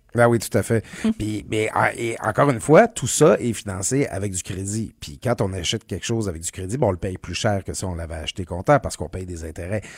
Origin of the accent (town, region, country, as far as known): Quebec, Canada; born or raised there